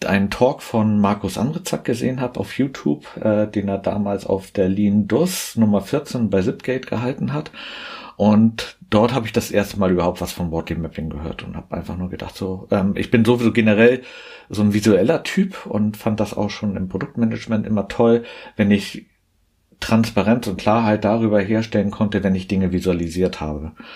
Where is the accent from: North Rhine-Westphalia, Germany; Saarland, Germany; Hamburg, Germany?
Hamburg, Germany; komme gebürtig aus Hamburg, arbeite dort auch